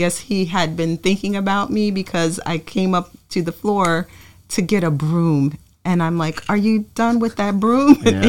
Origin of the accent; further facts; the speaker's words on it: Trenton, New Jersey, United States; I was born and raised here in Trenton. And when I first got together with Eric, he fell in love with this town. So we decided to settle here.